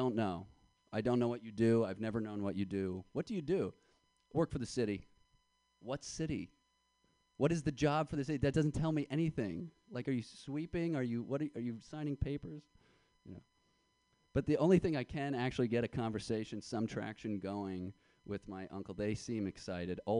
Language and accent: English; Yonkers, New York, United States; now in Brooklyn, United States; I'm from Yonkers, New York